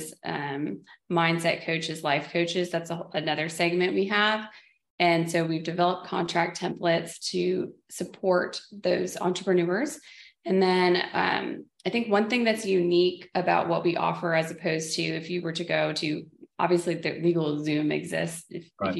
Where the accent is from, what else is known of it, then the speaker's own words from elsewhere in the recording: Dallas, Texas, United States; I'm from the Dallas, Texas area